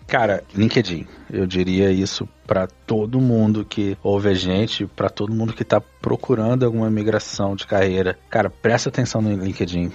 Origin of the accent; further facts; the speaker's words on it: Espírito Santo, Brazil; moved away as an adult; also born or lived in São Paulo / Australia / Malta / Cyprus; eu sou de São Paulo, mas eu fui muito novo, uns 10 anos, pro Espírito Santo